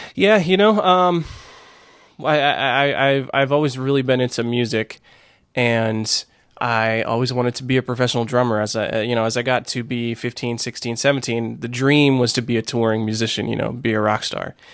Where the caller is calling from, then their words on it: Fort Worth, Texas, United States; I am calling from Fort Worth, Texas